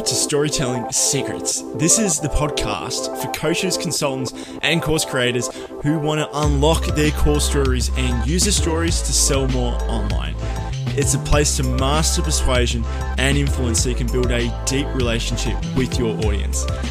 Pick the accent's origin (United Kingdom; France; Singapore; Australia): Australia; I'm an Aussie